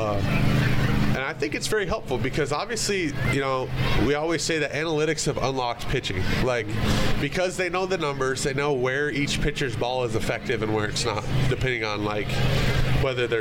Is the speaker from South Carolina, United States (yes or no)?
no; Arizona, United States; I'm up from Arizona